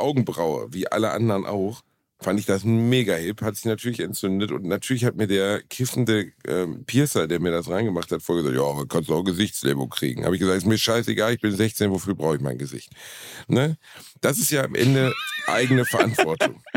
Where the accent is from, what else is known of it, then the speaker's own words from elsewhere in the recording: Germany; wir Deutschen